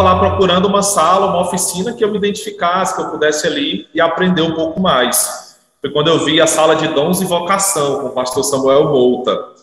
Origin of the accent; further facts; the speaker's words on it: Fortaleza, Ceará, Brazil; moved away as an adult; also born or lived in Manaus; now in Novo Airão, Brazil; Eu sou natural de Fortaleza